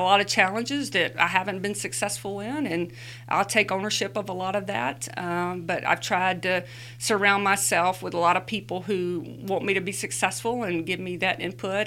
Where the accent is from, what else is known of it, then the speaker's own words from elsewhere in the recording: Luverne, Alabama, United States; lives where we grew up in Luverne, Alabama